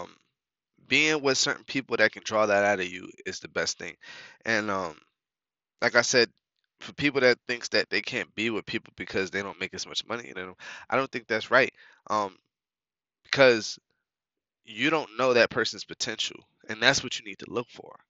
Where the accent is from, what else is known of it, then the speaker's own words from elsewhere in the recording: New York, United States; moved away; also born or lived in North Carolina; I'm originally from New York